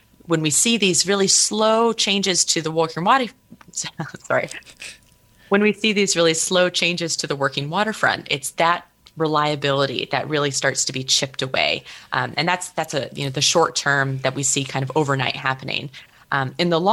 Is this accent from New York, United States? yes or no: no; Cook Inlet region, Alaska, United States; I'm originally from Alaska. I grew up on Dena'ina lands in the Cook Inlet region.